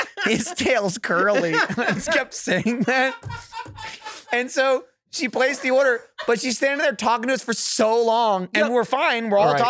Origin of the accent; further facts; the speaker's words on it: New Jersey, United States; I'm from New Jersey.